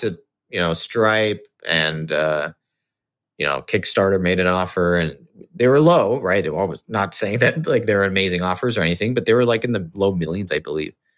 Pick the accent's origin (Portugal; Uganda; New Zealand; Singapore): Singapore; moved away as an adult; also born or lived in Los Angeles, United States; I grew up in Singapore. um, to sort of Indian parents